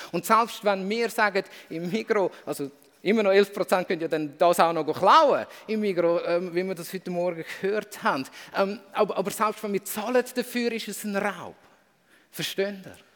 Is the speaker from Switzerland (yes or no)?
yes; Switzerland; wenn ich plötzlich merke, ich bin als Schweizer nie auf der Opferseite von dem Gebot.